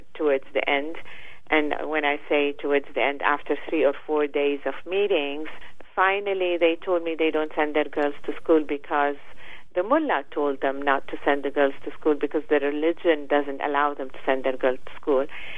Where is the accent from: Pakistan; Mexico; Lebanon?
Lebanon; moved away as an adult; also born or lived in Paris, France / United States; now in Washington, D.C., United States; I was born in Lebanon and grew up in Lebanon